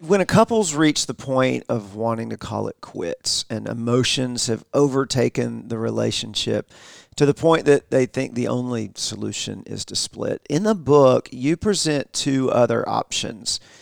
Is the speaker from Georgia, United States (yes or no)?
yes; the South, Georgia, United States; We're from the South in Georgia